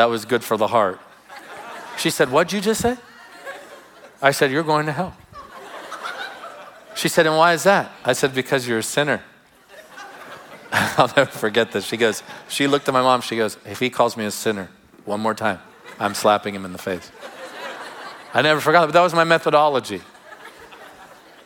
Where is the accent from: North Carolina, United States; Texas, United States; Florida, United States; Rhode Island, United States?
Florida, United States; Tarpon Springs; where I grew up in Tarpon Springs.